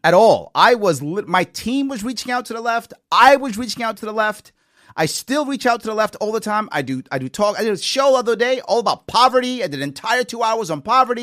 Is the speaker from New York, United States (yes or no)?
yes; New York City, New York, United States; also born or lived in Long Island, New York / Queens, New York; I was raised in the Bronx. But as a teenager, I was on Long Island